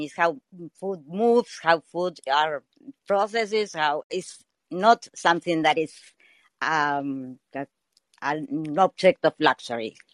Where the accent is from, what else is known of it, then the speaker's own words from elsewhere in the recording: Argentina; I'm from Argentina